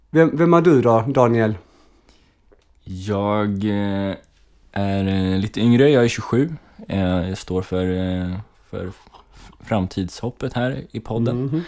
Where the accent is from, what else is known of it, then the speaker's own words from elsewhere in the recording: Kalmar, Kalmar County, Sweden; also born or lived in Gotland; now in Gothenburg, Sweden; Eh, och eh, ja, jag är uppväxt i Kalmar. Jag flyttade till, eh, med min familj till Kalmar när jag var tio år. Eh, vi kom från eh, Gotland.